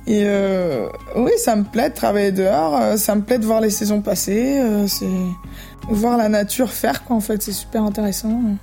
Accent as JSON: {"language": "French", "country": "Brazil", "moved": "yes", "lives_now": "La Plaine-sur-Mer, France", "said": "vu qu'on vient du Brésil et que j'ai vécu sur une île"}